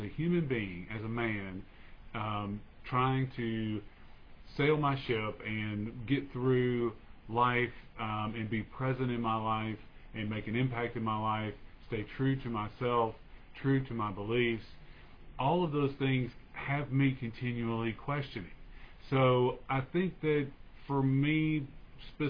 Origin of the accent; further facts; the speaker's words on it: United States; I was born in America, so that makes me an American citizen